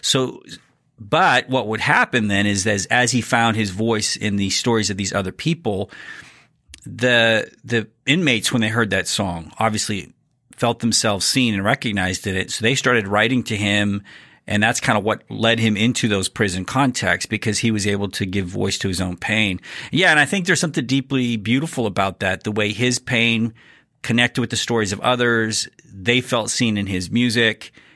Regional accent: Abilene, Texas, United States; my hometown in Abilene

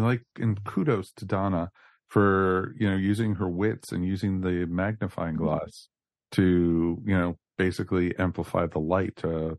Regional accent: United Kingdom; So, but you know, as I said, because we're British, that is why.

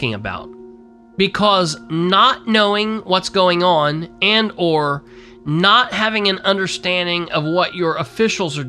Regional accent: Winchester, Indiana, United States; also born or lived in Muncie, Indiana; my hometown of Winchester and my birth town of Muncie

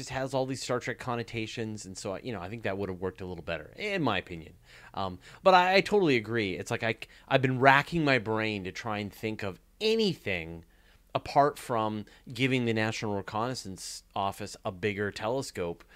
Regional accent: Canada; I'm Canadian

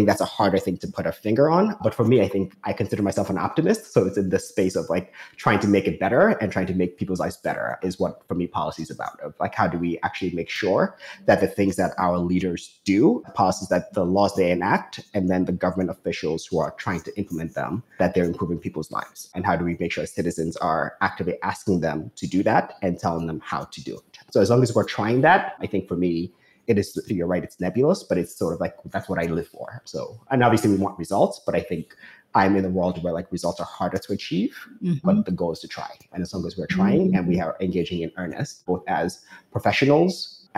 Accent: Newark, New Jersey, United States; Newark. So that's what I consider home.

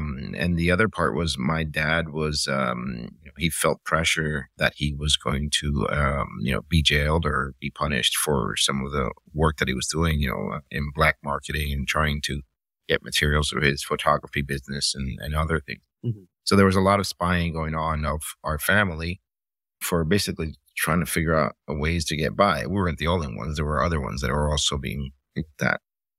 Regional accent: Miami, Florida, United States; also born or lived in Cuba; it's sort of from the time that I left, and I grew up in Miami in the 80s, I kept processing these images, like, why did we leave?

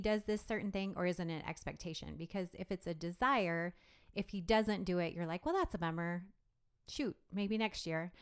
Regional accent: Lexington, Nebraska, United States; I am Nebraska born and bred. Um, I grew up in Lexington, which is in central Nebraska

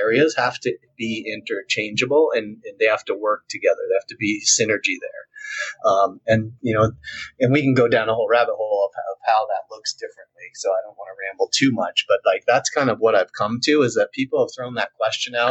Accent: Vermont, United States; moved away; where I grew up in Vermont

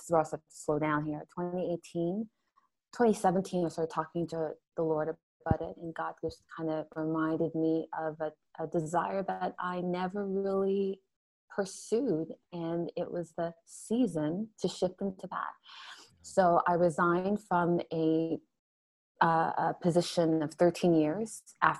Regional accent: Toronto, Ontario, Canada; also born or lived in Montreal; We were raised here in Canada. And grew up in, suburbia, Toronto, Ontario, because we moved from Montreal to Toronto

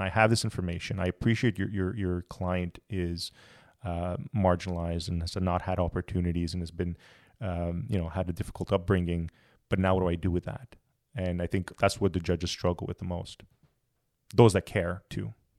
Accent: Montreal, Quebec, Canada; moved away as an adult; I'm originally from Montreal

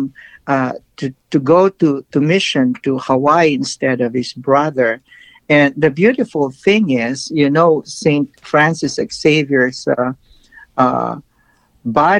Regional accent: Philippines; now in United States; the Philippines, my home country

